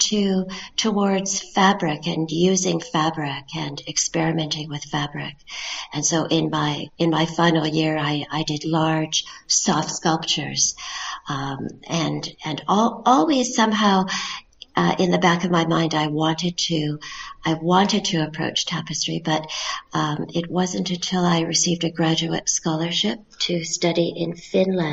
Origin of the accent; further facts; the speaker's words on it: Canada; I'm a Canadian tapestry artist.